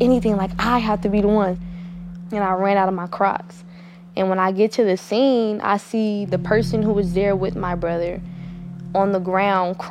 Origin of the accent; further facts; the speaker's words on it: Oakland, California, United States; I'm from East Oakland, California.